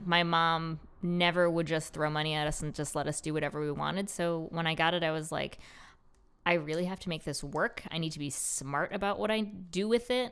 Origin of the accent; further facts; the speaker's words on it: Rochester, United States; moved away as an adult; now in Baltimore, United States; I was born and raised in Rochester